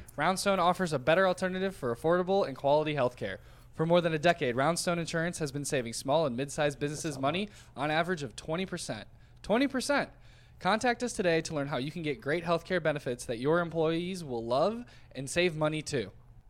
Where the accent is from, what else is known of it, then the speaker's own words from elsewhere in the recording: Cleveland, Ohio, United States; I'm from here, born and raised in Cleveland.